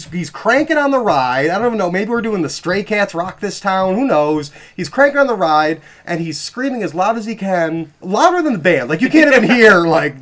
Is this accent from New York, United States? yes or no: yes; North Tonawanda, New York, United States; I grew up in North Tonawanda.